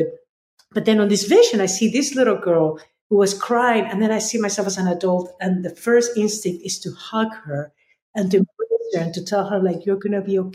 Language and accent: English; Lima, Peru; moved away as an adult; now in United States; I was born and raised in Lima, Peru